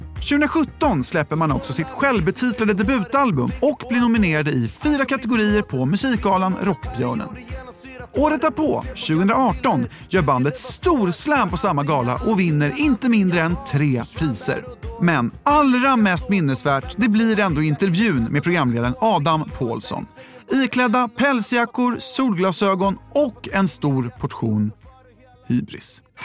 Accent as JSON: {"language": "Swedish", "town": "Vallentuna", "region": "Stockholm County", "country": "Sweden", "tie": "born or raised there", "moved": "yes", "lives_now": "Los Angeles, United States", "said": "när jag växte upp här"}